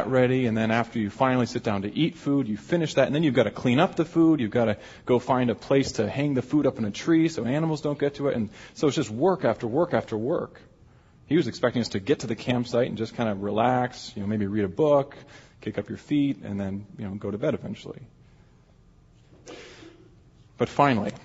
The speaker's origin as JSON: {"language": "English", "region": "Alaska", "country": "United States", "moved": "yes", "lives_now": "Chicago, United States", "said": "I'm from Alaska."}